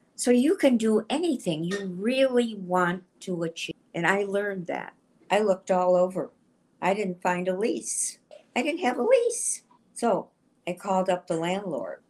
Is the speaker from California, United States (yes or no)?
no; Shaker Heights, Ohio, United States; I was from Cleveland, Ohio, Shaker Heights.